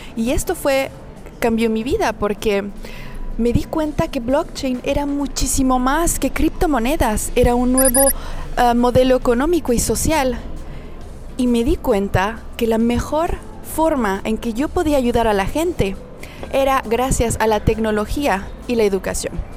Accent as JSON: {"language": "Spanish", "region": "Mexico City", "country": "Mexico", "tie": "born or raised there", "also_born_or_lived": "Paris, France / Amsterdam, Netherlands", "moved": "as an adult", "lives_now": "France", "said": "nací en el DF y bueno, toda mi vida estuve en México"}